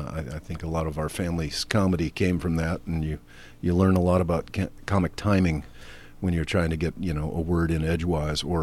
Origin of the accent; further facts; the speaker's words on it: Wilmette, Illinois, United States; I grew up in Wilmette, Illinois.